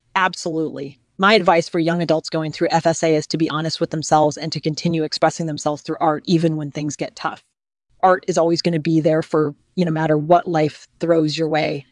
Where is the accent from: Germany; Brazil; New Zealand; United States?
United States; Washington, District of Columbia; I was born in Washington, D C, and I grew up in a traditional middle class family